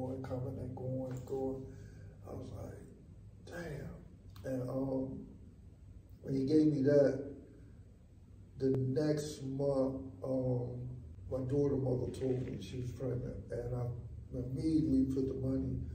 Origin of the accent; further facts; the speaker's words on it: New York City, New York, United States; I come from Van Dyke Housing in Brooklyn